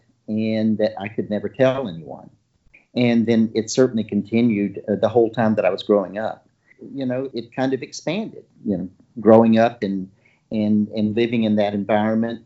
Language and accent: English; Deep South, United States; growing up in the Deep South